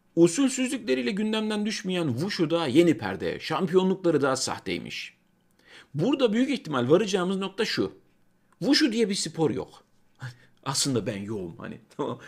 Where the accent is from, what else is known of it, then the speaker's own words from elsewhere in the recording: Kozan, Adana, Turkey; moved away; ben Çukurovalıyım. Yani benim çocukluğumda portakal bahçesi olan yerler